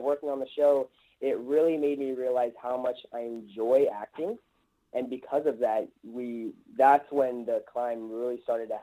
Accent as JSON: {"language": "English", "town": "Los Angeles", "region": "California", "country": "United States", "tie": "born or raised there", "said": "I'm born and raised in Los Angeles."}